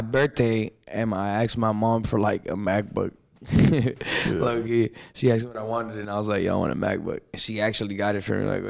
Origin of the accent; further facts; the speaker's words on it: Miami, Florida, United States; also born or lived in Chicago, Illinois; I'm from Miami, Florida. South Florida, you know what I'm saying? I was born in Chicago, Illinois, but I moved to Florida when I was about 3 or 4, and I grew up there. That's why I consider myself from Florida.